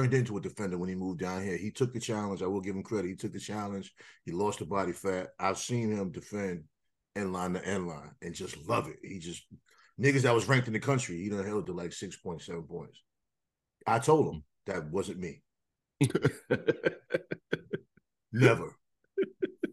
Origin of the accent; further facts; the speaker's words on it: New York, United States; moved away as an adult; now in North Carolina, United States; growing up in New York